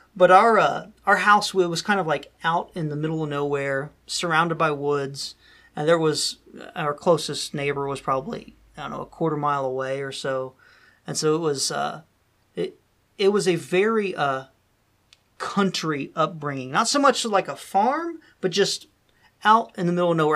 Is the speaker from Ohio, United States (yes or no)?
yes; Dayton, Ohio, United States; moved away; we would all come back to, uh, my hometown, which was Dayton, Ohio